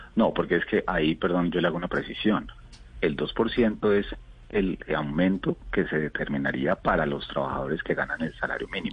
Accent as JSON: {"language": "Spanish", "country": "Colombia", "said": "como colombianos"}